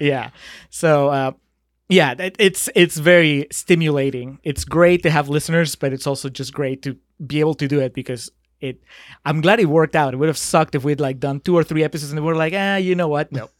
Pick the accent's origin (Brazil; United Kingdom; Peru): Peru; moved away; I'm from Peru